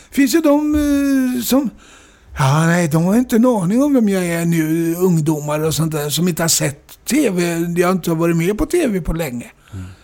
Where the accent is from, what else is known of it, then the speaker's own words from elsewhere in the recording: Norrköping, Östergötland, Sweden; Norrköping. Mm kommer jag ifrån.